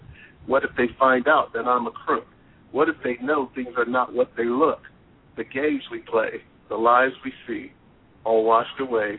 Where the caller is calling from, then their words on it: Westerville, Ohio, United States; I'm calling from Westerville, Ohio.